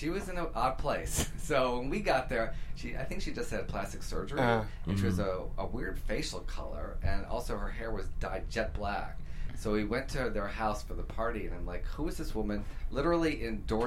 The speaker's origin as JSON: {"language": "English", "town": "Detroit", "region": "Michigan", "country": "United States", "said": "I'm from Detroit"}